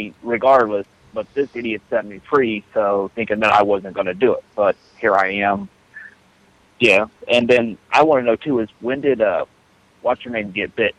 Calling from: Middletown, Ohio, United States; I'm from Middletown, Ohio.

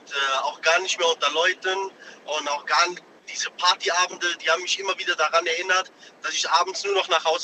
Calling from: North Rhine-Westphalia, Germany; Ich komme aus der Nähe von Köln.

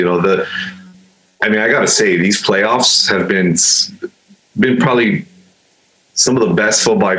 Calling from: Monrovia, California, United States; We're in a suburb of LA called Monrovia. So okay. Maybe about 20, 30 minutes away east from Los Angeles.

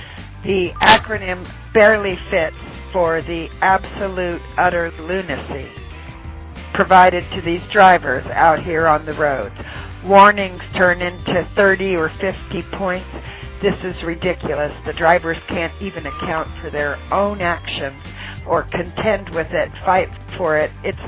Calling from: Atlanta, Georgia, United States; I'm calling from Atlanta, Georgia.

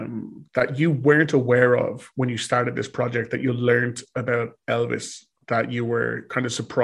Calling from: Ireland; I am calling from Ireland.

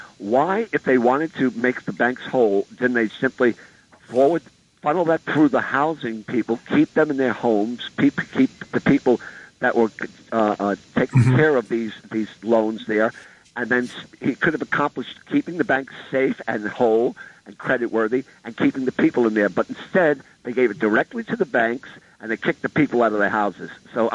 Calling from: Staten Island, New York, United States; This is … from Staten Island.

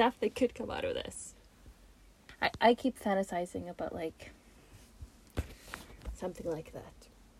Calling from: Lillestrøm, Norway; I'm recording at Nittja Art Center Lillestrøm and Stavanger, Norway.

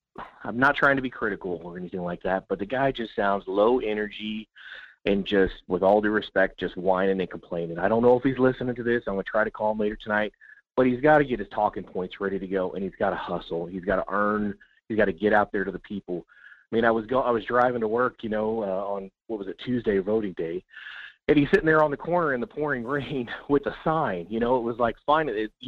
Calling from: Kenai, Alaska, United States; from Kenai.

